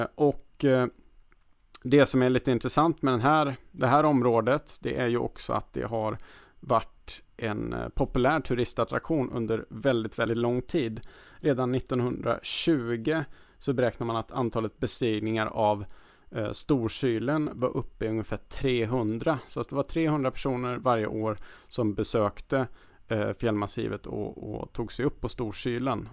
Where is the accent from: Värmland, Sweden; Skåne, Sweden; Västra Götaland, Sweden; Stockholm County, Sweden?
Värmland, Sweden; moved away; Jag kommer ju då från, från Värmland